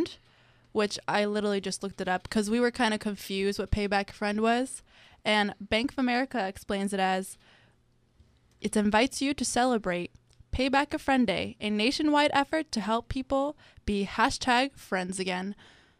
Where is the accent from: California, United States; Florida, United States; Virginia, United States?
Florida, United States; Miami; now in Gainesville, United States; I am from Miami, Florida